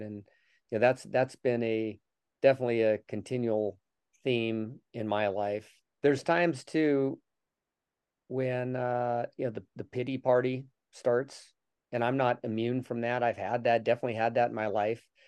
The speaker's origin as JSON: {"language": "English", "town": "Denver", "region": "Colorado", "country": "United States", "tie": "born or raised there", "said": "was born and raised in Denver"}